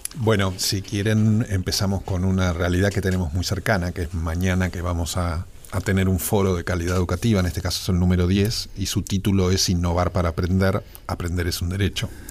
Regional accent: Argentina

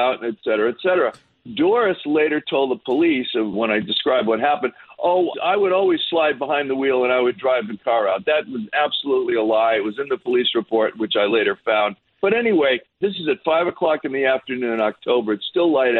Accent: Newport, Rhode Island, United States; accent: Newport; I'm falling back into my Newport accent

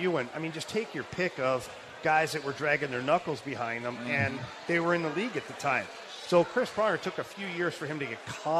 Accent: Ottawa, Ontario, Canada; Montreal Canadiens for us was like the home team because at the time, Ottawa did not have the Senators. So we grew up on the Montreal Canadiens and the Toronto Maple Leafs

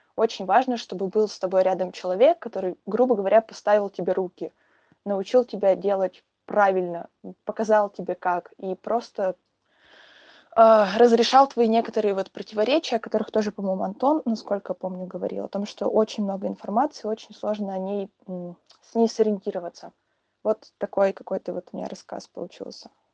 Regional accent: Perm, Perm Krai, Russia; я девочка из Перми

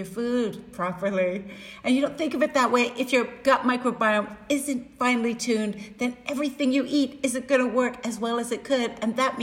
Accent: Canada; I'm Canadian

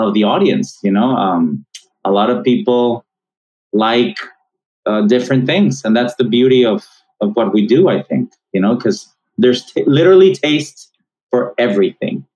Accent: Monterrey, Nuevo León, Mexico; moved away as an adult; now in United States; my hometown of Monterrey, Mexico

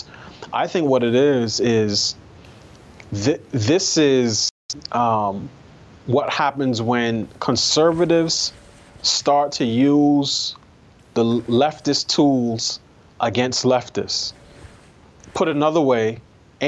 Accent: New York, United States; I grew up in New York.

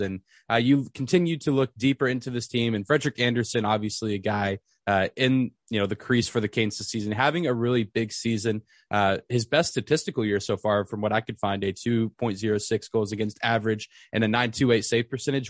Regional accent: Lubbock, Texas, United States; I grew up in Lubbock where Texas Tech is

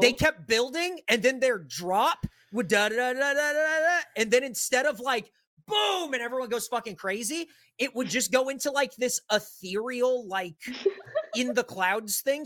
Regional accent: San Diego, California, United States; I'm from San Diego

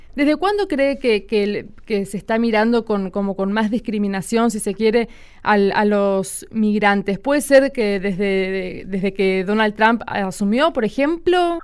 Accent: Chaco, Argentina; yo soy chaqueña

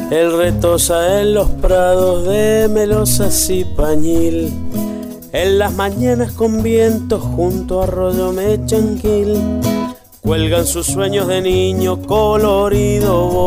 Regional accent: Ranquil Norte, Mendoza, Argentina; de Ranquil Norte, Malargüe, Mendoza. Soy músico y docente.

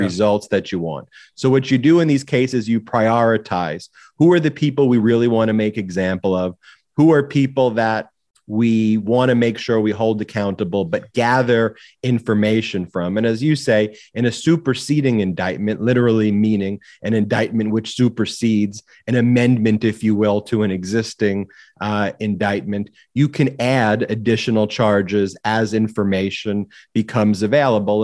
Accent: Long Island, New York, United States; my own story of growing up in Long Island, New York

